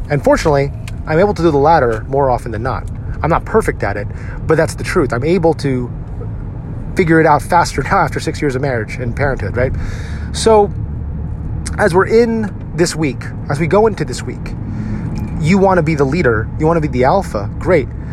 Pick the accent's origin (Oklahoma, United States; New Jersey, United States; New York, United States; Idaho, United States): New Jersey, United States; I'm from New Jersey.